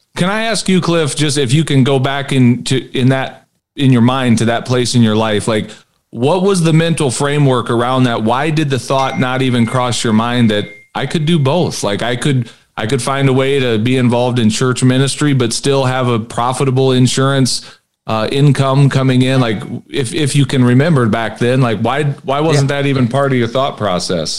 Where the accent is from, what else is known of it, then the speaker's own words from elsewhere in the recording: Peoria, Illinois, United States; moved away as an adult; also born or lived in Minnesota; now in South Dakota, United States; I grew up in Minnesota. I was born in Minnesota, moved down to Peoria when I was maybe eight or nine years old. So that's really where I grew up, even though I'm originally from Minnesota.